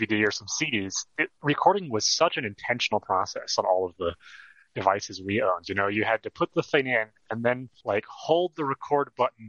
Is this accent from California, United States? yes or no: yes; outside Los Angeles, California, United States; now in Denver, United States; I grew up outside Los Angeles